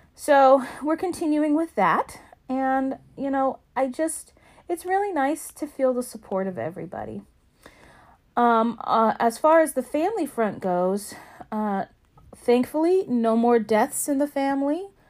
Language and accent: English; Alaska, United States; my home state of Alaska